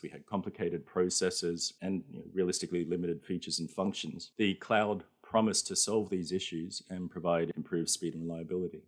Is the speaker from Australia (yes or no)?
yes; Australia; now in Japan; I'm an Australian living in Japan